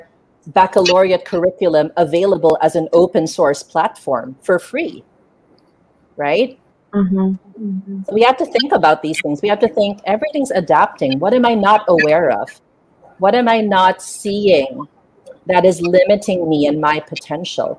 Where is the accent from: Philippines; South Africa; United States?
Philippines; I grew up in Asia